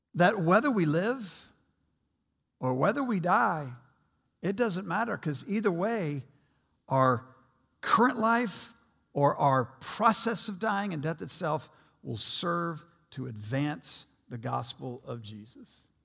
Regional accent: United States; I will never apologize for being an American

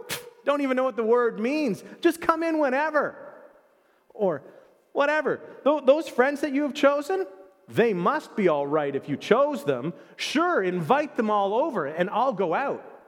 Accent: Canada; I was born in Canada. I am a Canadian citizen.

